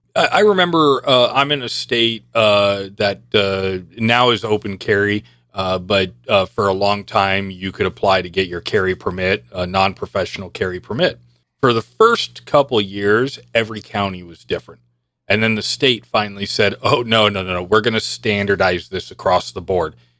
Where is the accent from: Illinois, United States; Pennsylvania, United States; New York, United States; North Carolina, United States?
New York, United States; I was born in eighty. I don't have a birth certificate. In New York, they didn't issue birth certificates